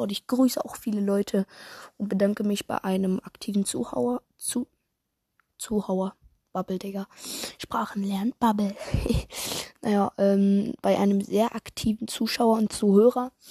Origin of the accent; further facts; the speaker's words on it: Switzerland; Äh, ja, okay, ich komme aus der Schweiz, deswegen vielleicht ist das ein bisschen anders.